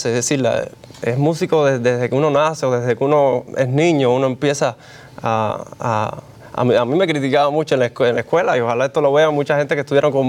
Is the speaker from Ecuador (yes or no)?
no; Cuba; Como buen cubano. Exacto.